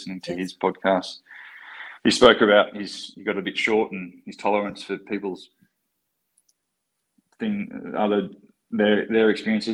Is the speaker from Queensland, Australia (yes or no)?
no; Newcastle, New South Wales, Australia; now in Sydney, Australia; I'm originally from Newcastle